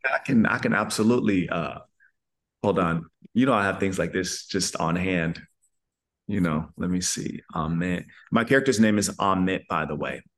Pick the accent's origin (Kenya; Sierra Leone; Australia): Sierra Leone; now in United States; first generation immigrant, which I am. I was born in Sierra Leone, West Africa